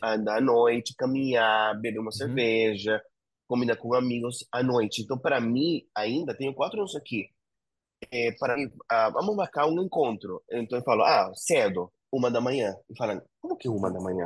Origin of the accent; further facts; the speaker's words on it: Zárate, Buenos Aires Province, Argentina; Portuguese is a second language; moved away as an adult; now in Rio de Janeiro, Brazil; sou de uma cidade bem pequena, agora não, nem tanto da província de Buenos Aires, chama Zárate